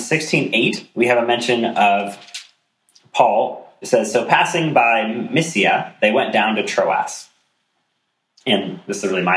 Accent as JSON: {"language": "English", "country": "United States", "said": "as an American"}